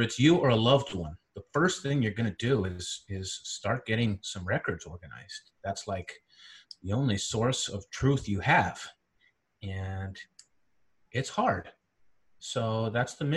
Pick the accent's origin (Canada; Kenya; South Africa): Canada; central Canada; moved away as an adult; also born or lived in Caribbean / Silicon Valley, United States; I'm originally from Central Canada